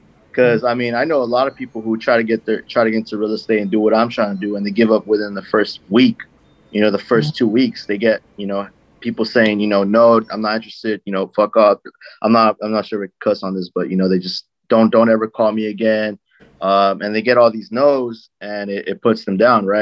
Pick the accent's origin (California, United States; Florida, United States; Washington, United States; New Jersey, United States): California, United States; Lynwood; born and raised in Linwood, California.